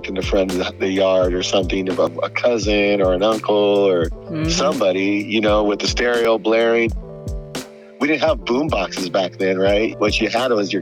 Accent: San Jose, California, United States; I grew up in San Jose, born and raised, and being a young Chicano

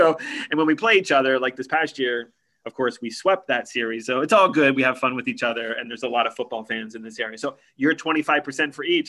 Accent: Pittsburgh, Pennsylvania, United States; moved away as an adult; now in York, United States; I am a Pennsylvania native. I was born and raised in Pittsburgh and grew up there until I was 18 and left for college.

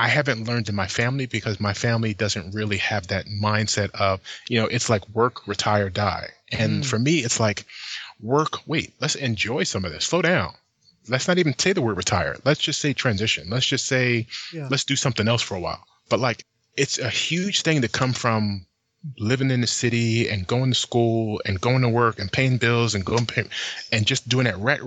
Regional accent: New Jersey, United States; moved away as an adult; also born or lived in Philadelphia, Pennsylvania; now in Bay Area, California, United States; I grew up in New Jersey

